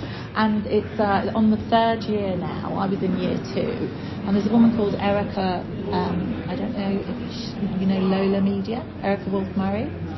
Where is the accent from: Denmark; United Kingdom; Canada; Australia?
United Kingdom; North West England; I'm a woolly back